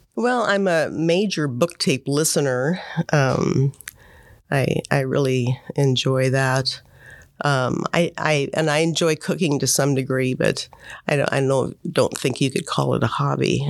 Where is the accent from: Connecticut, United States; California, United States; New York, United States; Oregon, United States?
Oregon, United States; Monmouth; also born or lived in Portland, Oregon; I grew up in Monmouth.